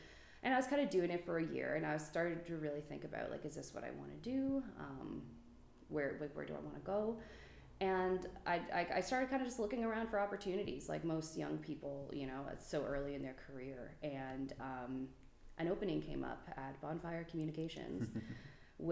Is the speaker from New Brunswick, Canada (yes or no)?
yes; New Brunswick, Canada; born or raised there